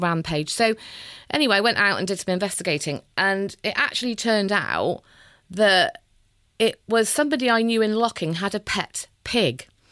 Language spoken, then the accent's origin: English; Bristol, South West England, United Kingdom; I always say I'm from Bristol.